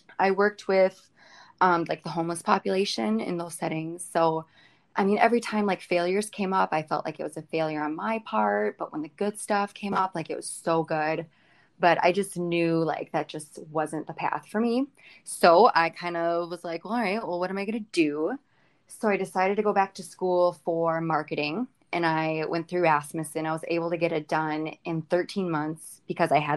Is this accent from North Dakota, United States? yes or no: yes; Jamestown, North Dakota, United States; moved away as an adult; now in Fargo, United States; I live in Fargo. I grew up in Jamestown, North Dakota, which is just west of here